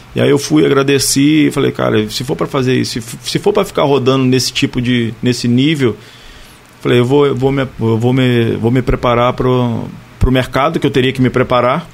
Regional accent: Barra do Piraí, Rio de Janeiro, Brazil; eu sou natural de Barra, né? Minha família é daqui, né? De Barra do Piraí

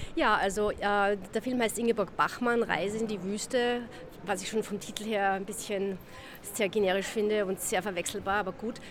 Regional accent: Austria

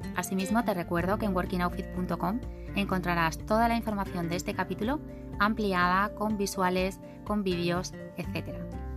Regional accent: Seville, Andalusia, Spain; Sevillana de nacimiento y de sentimiento

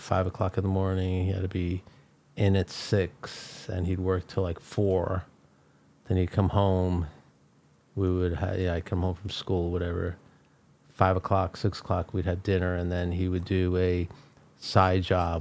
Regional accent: New York City, New York, United States; I grew up in Brooklyn, New York

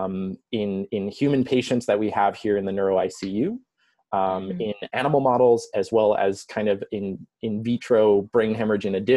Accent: Long Island, New York, United States; moved away as an adult; also born or lived in Geneseo, New York; now in Chicago, United States; I'm originally from New York. So I grew up on Long Island about 30 miles east of New York City.

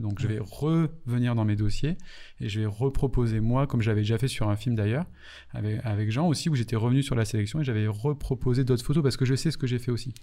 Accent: Martinique; moved away; also born or lived in Paris; quand je suis arrivé à Paris, moi je venais de Martinique

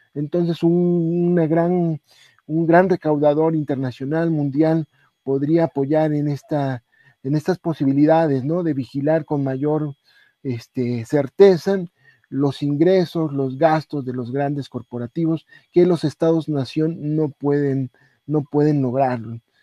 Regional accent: Mexico

